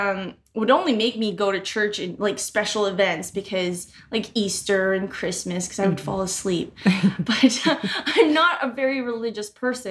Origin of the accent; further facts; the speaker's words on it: Philippines; Growing up as a Filipino female or Filipina with a Roman Catholic mother, I believe sex was bad